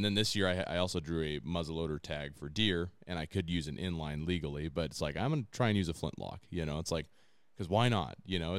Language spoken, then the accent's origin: English; La Grande, Oregon, United States; the Oregon Trail ran through my hometown of LaGrande here